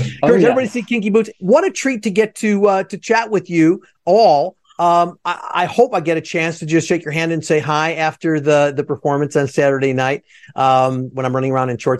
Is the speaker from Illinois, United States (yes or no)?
yes; Skokie, Illinois, United States; now in Chicago, United States; I'm a city boy, and I just, you know, trying to get me to leave the city. And I grew up in Skokie